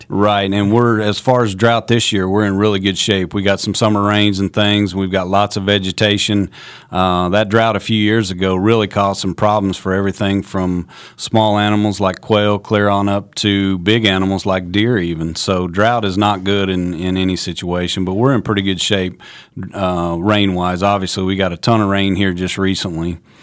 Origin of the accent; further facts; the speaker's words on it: Kansas, United States; also born or lived in North Carolina; I grew up in Kansas